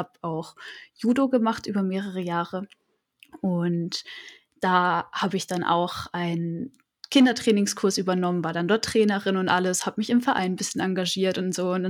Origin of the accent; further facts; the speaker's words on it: Freiburg, Baden-Württemberg, Germany; ich komme aus Freiburg, und habe dort auch mein Abitur gemacht.